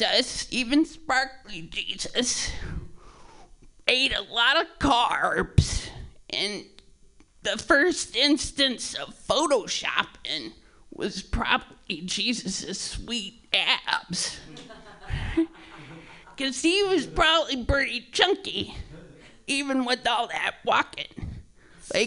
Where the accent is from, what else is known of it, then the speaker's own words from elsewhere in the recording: Georgia, United States; moved away; I'm originally from Georgia